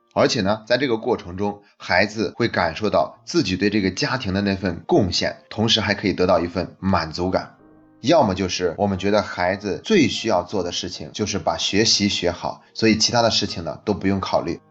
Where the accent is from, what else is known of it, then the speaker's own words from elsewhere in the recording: China; 我们中国人